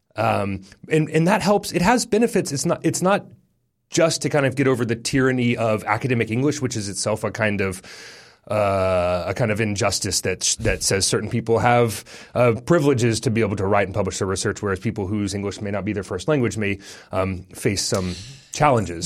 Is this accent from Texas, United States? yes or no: yes; Texas, United States; now in New Zealand; as an American, as a Texan